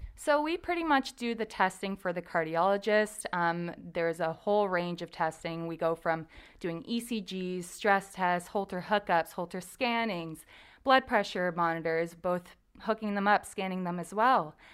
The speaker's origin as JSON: {"language": "English", "town": "Windsor", "region": "Ontario", "country": "Canada", "said": "I went to Saint Clair College, so I'm from Windsor"}